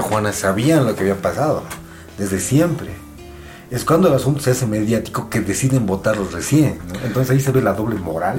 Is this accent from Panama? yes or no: no; Bolivia; en nuestra forma de ser como bolivianos, somos una sociedad profundamente conservadora